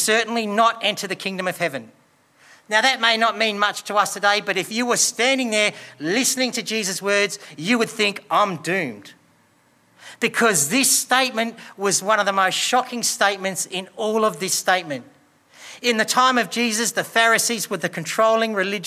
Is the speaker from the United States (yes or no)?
no; Australia; We live in Australia.